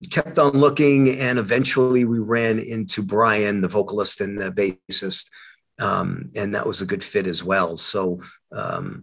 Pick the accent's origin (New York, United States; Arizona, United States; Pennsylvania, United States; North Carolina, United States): New York, United States; Long Island; I'm from Long Island, New York